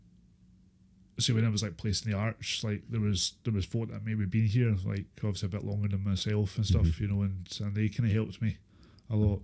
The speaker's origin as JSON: {"language": "English", "town": "Inverness", "region": "Scotland", "country": "United Kingdom", "tie": "born or raised there", "also_born_or_lived": "Aberdeen", "moved": "as an adult", "lives_now": "Glasgow, United Kingdom", "said": "I was brought up in Inverness"}